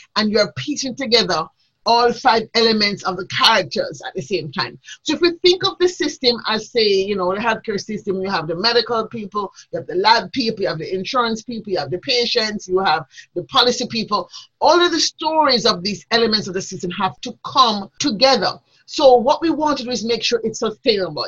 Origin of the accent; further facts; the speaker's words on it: Jamaica; I grew up in a time in Jamaica when there was a lot of social change.